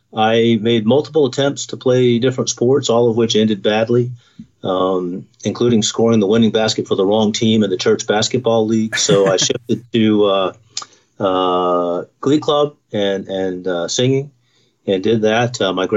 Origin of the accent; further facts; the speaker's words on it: Knoxville, Tennessee, United States; born there; also born or lived in Virginia / Pennsylvania / Nevada / California; I was a Navy brat. So born in Knoxville, Tennessee. My father was in the Navy for 30 years. And so we moved all over the place from Virginia, Pennsylvania, Nevada, California. Settled back in Rome, Georgia, which was his hometown.